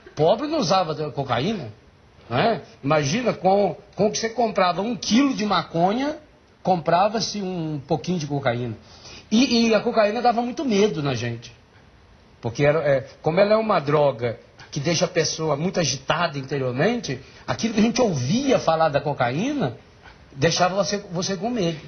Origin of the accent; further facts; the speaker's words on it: Biguá, Minas Gerais, Brazil; Eu nasci num lugar que não tem no mapa nem do município. Chama-se Biguá.